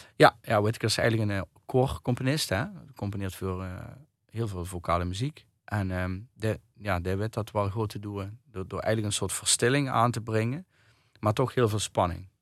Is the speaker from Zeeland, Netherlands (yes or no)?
no; Kerkrade/Heerlen area, Limburg, Netherlands; also born or lived in Nijmegen; now in Ubachsberg, Netherlands; ik woon in Kenberg. Ik ben eigenlijk van Kerkhoorn.